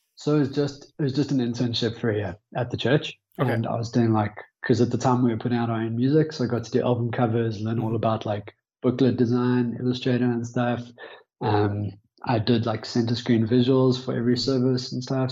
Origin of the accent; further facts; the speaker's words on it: Johannesburg, Gauteng, South Africa; born and raised in Johannesburg.